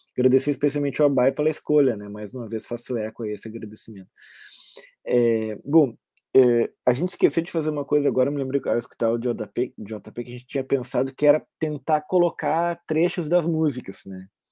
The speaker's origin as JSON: {"language": "Portuguese", "country": "Brazil", "said": "Eu sou brasileiro"}